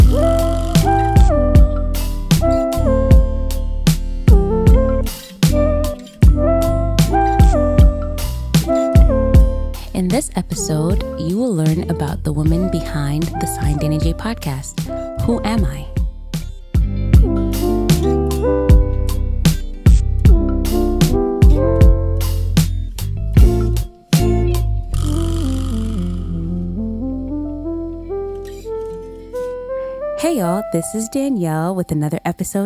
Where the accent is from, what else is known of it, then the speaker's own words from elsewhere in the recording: New York City, New York, United States; also born or lived in Massachusetts; born and raised in Brooklyn, New York